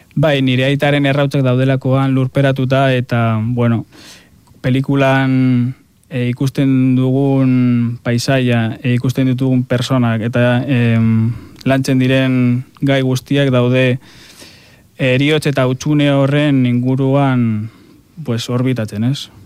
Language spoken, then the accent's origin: Basque; a town by Mount Gorbeia, Basque Country, Spain; hartzentza dago nire herrian oso presente, gorbeia daukagulako hor herrian